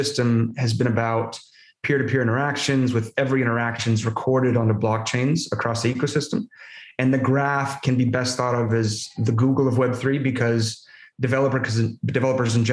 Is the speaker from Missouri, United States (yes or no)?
no; Southern California, United States; moved away; I was born in Southern California, kind of a rough and tumble kid.